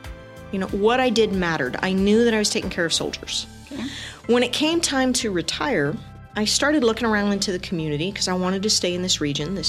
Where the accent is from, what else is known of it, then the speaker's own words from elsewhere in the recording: El Paso, Texas, United States; So I grew up in El Paso, went to high school here, left this area, went to college, came back, did my master's right up the road at New Mexico State University.